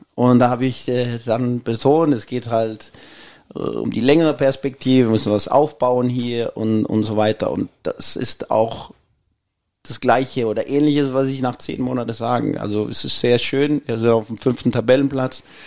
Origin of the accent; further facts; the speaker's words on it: Copenhagen, Capital Region of Denmark, Denmark; German is a second language; also born or lived in Jutland / Austria; now in Mainz, Germany; ich bin in Kopenhagen aufgewachsen